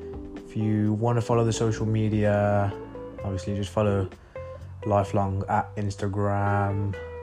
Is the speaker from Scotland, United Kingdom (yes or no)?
no; Birmingham, West Midlands, United Kingdom; accent: Brum; Hopefully you like my Brom accent.